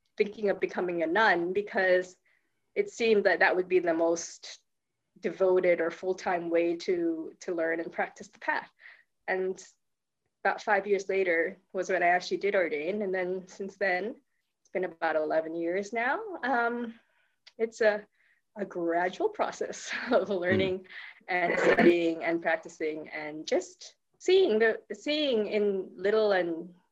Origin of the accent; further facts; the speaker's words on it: Philippines; moved away as an adult; also born or lived in United States; now in Perth, Australia; I actually was born and raised in the Philippines, but my parents were Thai.